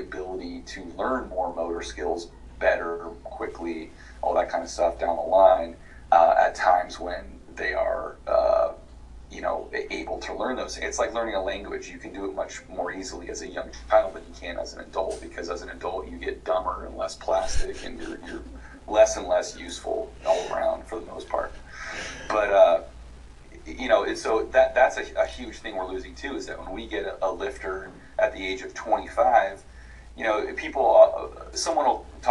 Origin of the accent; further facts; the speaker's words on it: West Coast, United States; I'm from the West Coast